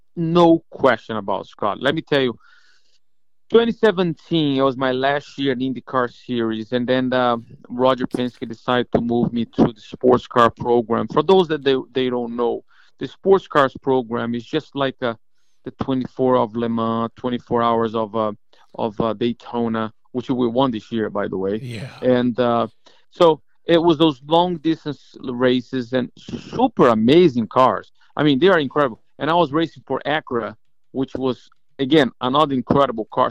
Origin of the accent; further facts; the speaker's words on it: Brazil; moved away as an adult; also born or lived in Atlanta, Georgia; now in Florida, United States; my Spanish sucks, by the way, because I'm from Brazil